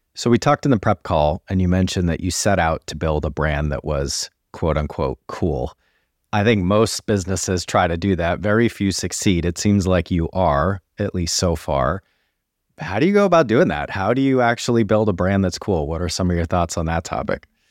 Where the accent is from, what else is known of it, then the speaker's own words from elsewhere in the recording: United States; moved away as an adult; now in United Kingdom; as an American who's now been in the U K for almost nine years